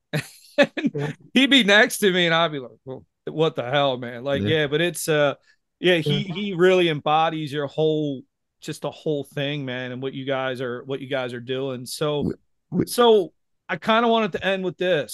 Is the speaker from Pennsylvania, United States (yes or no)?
yes; Philadelphia, Pennsylvania, United States; I'm from Philadelphia.